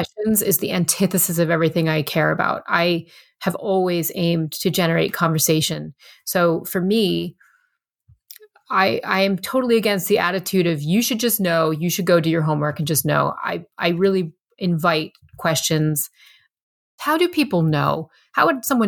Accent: Lehigh Valley, Pennsylvania, United States; I grew up in the Lehigh Valley, Pennsylvania, which is only 90 some miles from New York City

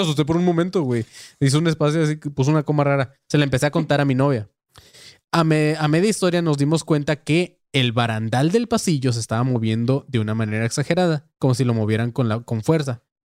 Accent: Tijuana, Baja California, Mexico; Panzón y yo somos de Tijuana

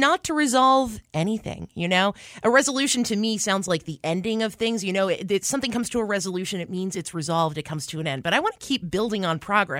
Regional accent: New York, United States; now in Lynden, United States; I'm from New York.

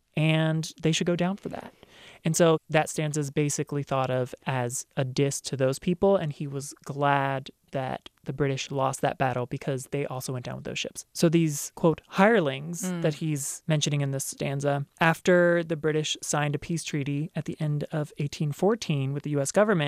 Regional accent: Baltimore, Maryland, United States; I'm from Baltimore.

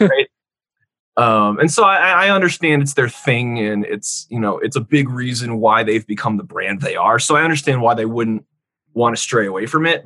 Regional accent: California, United States; moved away as an adult; also born or lived in Boise, Idaho; now in Laramie, United States; I say California

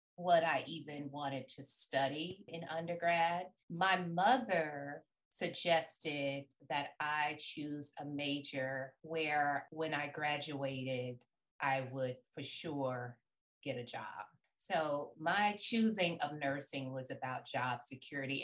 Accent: Birmingham, Alabama, United States; moved away as an adult; also born or lived in Tallahassee, Florida; I was born and raised in Birmingham, Alabama

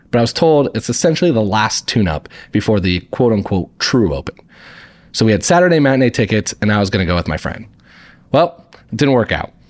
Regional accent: Indiana, United States; moved away as an adult; now in New York City, United States; I grew up in Indiana and lived in Indiana until two thousand sixteen when I moved to New York for a job

